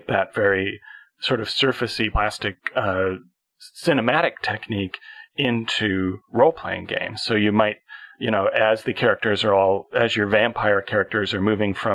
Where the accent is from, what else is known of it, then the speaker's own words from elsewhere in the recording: Canada; I am a Canadian